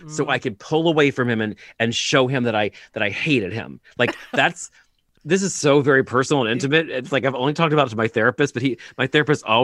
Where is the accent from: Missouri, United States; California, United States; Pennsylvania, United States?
Pennsylvania, United States; Reading; Uh, Reading